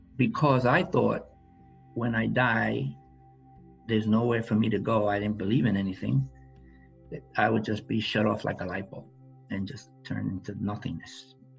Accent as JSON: {"language": "English", "town": "New York City", "region": "New York", "country": "United States", "tie": "born or raised there", "said": "I grew up in the South Bronx"}